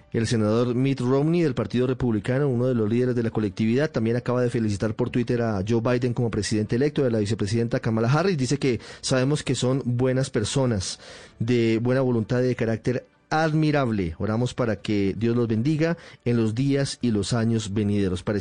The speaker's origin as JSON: {"language": "Spanish", "country": "Colombia", "said": "yo no soy estadounidense, señor Chilling, y realmente no tengo candidato en estas elecciones como tampoco las tengo en Colombia."}